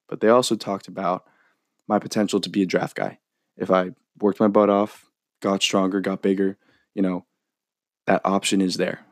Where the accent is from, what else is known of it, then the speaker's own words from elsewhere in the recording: Novato, California, United States; I'm from Novato, California, which is about thirty to thirty-five minutes north of San Francisco